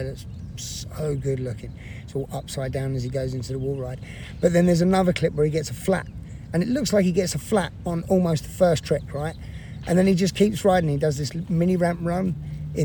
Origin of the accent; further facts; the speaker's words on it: England, United Kingdom; now in United States; every English person back in England